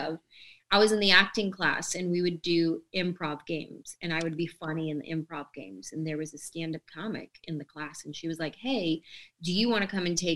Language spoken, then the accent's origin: English; San Jose, California, United States; moved away; also born or lived in Los Angeles, California; I grew up in San Jose, California, and I wanted to be an actress